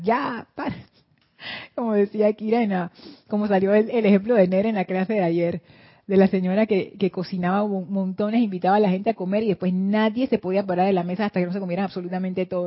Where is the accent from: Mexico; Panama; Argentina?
Panama; en Panamá nosotros no nos hacemos lío con las fiestas de otros países